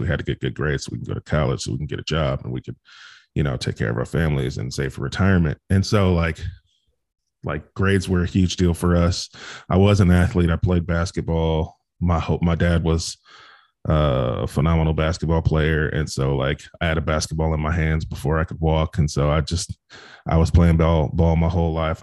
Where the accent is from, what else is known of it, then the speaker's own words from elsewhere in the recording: Bakersfield, California, United States; I grew up in Bakersfield, California